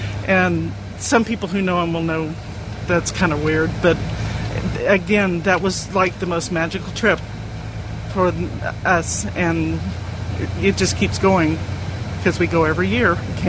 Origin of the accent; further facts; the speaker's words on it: Texas, United States; I'm caught on the boards, and I'm from Texas.